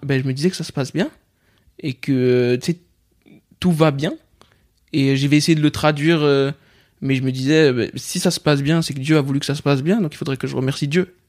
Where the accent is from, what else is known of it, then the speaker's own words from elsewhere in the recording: Pierrefitte-sur-Seine, Île-de-France, France; j'ai grandi à Pierrefitte, Saint-Denis et compagnie